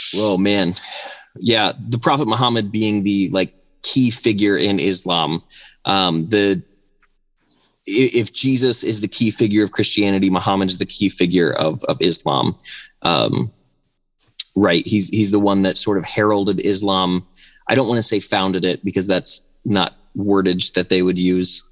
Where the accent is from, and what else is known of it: United States